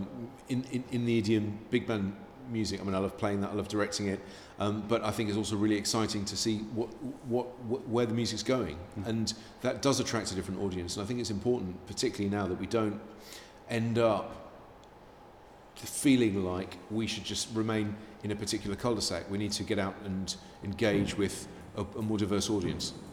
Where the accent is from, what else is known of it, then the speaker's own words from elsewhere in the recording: Amersham, South East England, United Kingdom; also born or lived in Newcastle upon Tyne / southeast London; now in London, United Kingdom; I was born up there, and then I was brought up in Amersham, in Buckinghamshire